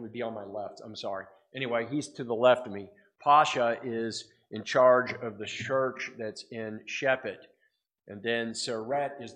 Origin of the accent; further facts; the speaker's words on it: United States; I'm an American.